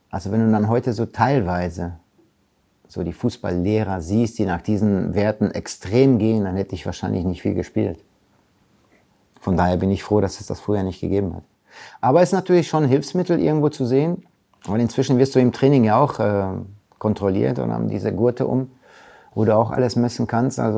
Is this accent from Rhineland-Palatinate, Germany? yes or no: no; Recklinghausen, North Rhine-Westphalia, Germany; aber meine Heimat ist natürlich Recklinghausen. Da bin ich groß geworden. Da habe ich immer noch meinen besten Freund aus, äh, aus meinem ersten Verein Blau-Weiß-Post Recklinghausen.